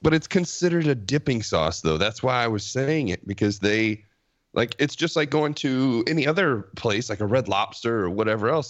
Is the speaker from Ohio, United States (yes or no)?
yes; Ohio, United States; now in Texas, United States; I'm not from here as well. I'm from Ohio